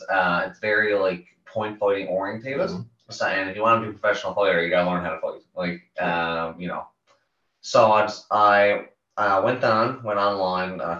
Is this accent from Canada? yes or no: yes; Carbonear, Newfoundland and Labrador, Canada; I'm from Carbonair originally. Kind of grew up there, pretty much right through, an hour and a half away from St. John's.